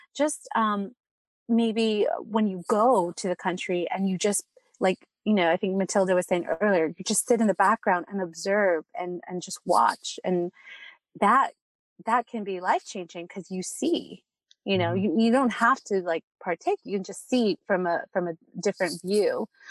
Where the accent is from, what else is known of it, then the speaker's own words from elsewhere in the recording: California, United States; I was born here, like I said, in California, but I, but my family's from Mexico